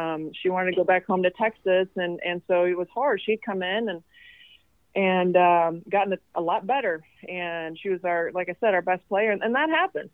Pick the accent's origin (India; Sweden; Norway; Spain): Sweden; also born or lived in Tennessee; now in Kentucky, United States; I'm from Sweden, so I don't have any family outside of his family here